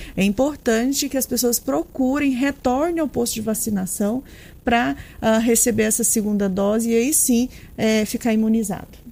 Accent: Piranhas, Alagoas, Brazil; Dani Edson e, eu, nós somos de Piranhas

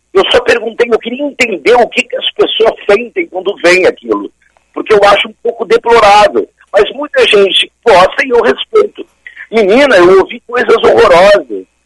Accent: Brazil; nós brasileiros

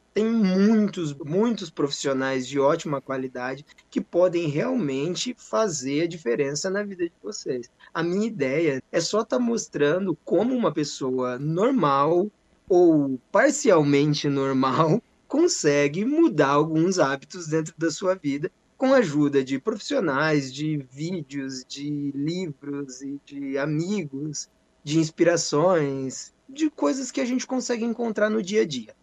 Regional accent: Bela Vista do Paraíso, Paraná, Brazil; sou nascido e criado aqui em Bela Vista, tenho, tenho na cidade de Bela Vista do Paraíso, Paraná

